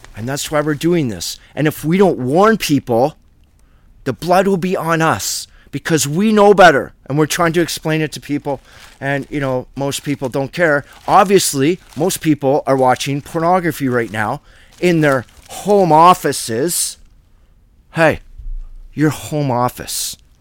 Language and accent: English; Canada; I was born in Canada by the Great Lakes